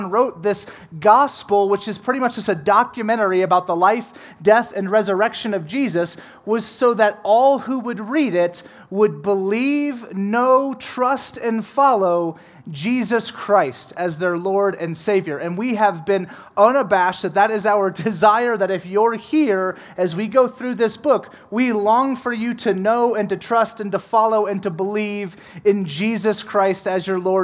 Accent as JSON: {"language": "English", "town": "New Orleans", "region": "Louisiana", "country": "United States", "moved": "yes", "said": "I'm from New Orleans"}